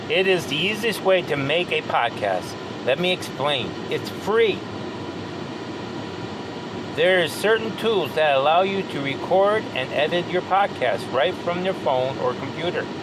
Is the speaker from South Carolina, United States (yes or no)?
no; California, United States; now in Cincinnati, United States; Growing up in California, I often went east to see my grandparents in Nebraska, attending school in New York State.